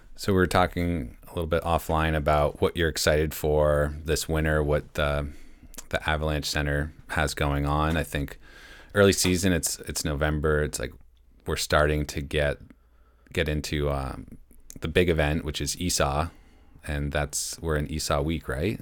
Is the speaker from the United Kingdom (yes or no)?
no; Mount Washington Valley, New Hampshire, United States; also born or lived in San Diego; I grew up here in the Mount Washington Valley